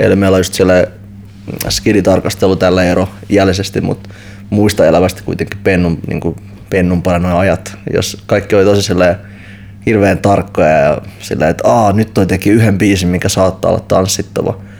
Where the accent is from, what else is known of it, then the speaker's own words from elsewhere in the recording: Helsinki, Uusimaa, Finland; mä itse kasvoin Itästadissa